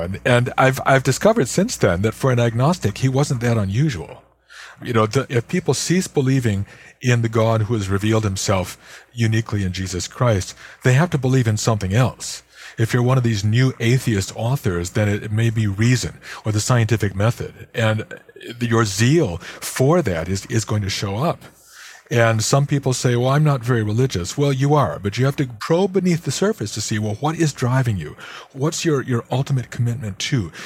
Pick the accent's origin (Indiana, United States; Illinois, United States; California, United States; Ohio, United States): Illinois, United States; Chicago; my hometown of Chicago